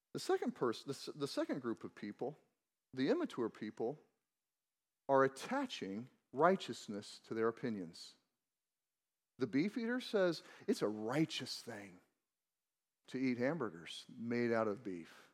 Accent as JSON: {"language": "English", "region": "Missouri", "country": "United States", "tie": "born or raised there", "said": "I grew up in Missouri"}